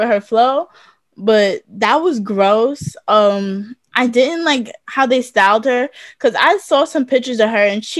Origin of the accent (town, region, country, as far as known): United States